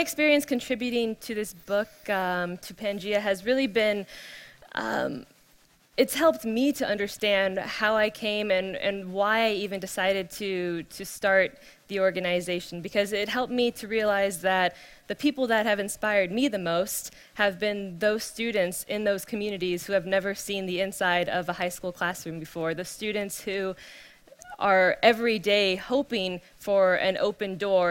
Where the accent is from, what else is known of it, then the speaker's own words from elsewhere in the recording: California, United States; born and raised in California